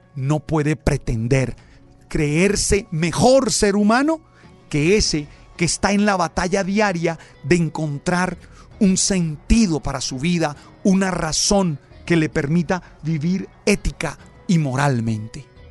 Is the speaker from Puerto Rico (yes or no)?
no; Santa Marta, Magdalena, Colombia; soy de Santa Marta, que soy caribe